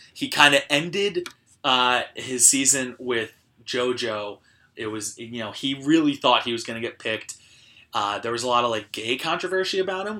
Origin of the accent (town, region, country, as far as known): New Jersey, United States